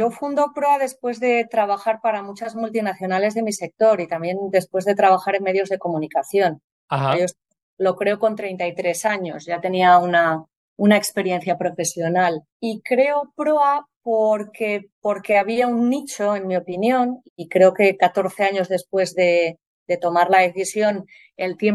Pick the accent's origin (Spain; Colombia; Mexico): Spain; Santander, Cantabria; born there; Aquí estoy en, Santander, en mi, bueno, en mi ciudad natal y, nada, pasando unos días en mi casa de aquí de Santander.